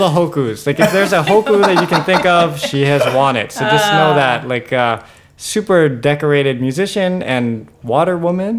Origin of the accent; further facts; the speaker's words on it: Hawaii, United States; That I'm from Hawaii.